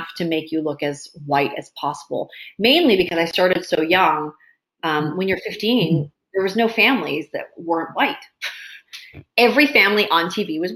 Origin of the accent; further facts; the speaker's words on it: Maple Ridge, British Columbia, Canada; also born or lived in Hong Kong; I grew up in Maple Ridge, is a predominantly white, you know, place to grow up.